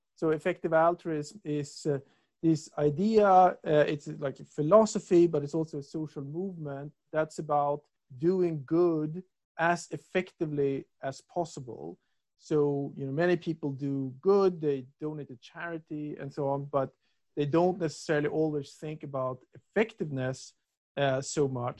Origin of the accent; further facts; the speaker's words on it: Stockholm, Stockholm County, Sweden; moved away as an adult; also born or lived in Lund, Sweden / England; I'm from Stockholm